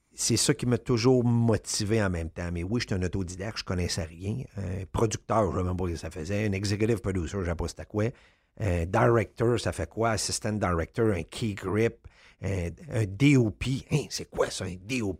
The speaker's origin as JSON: {"language": "French", "town": "Quebec City", "region": "Quebec", "country": "Canada", "said": "j'étais de Québec"}